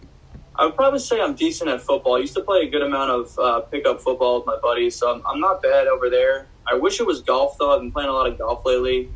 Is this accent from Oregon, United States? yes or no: no; New York, United States; I'm from New York